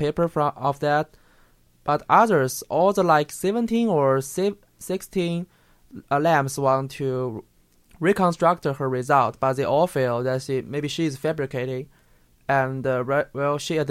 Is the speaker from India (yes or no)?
no; China; I'm from China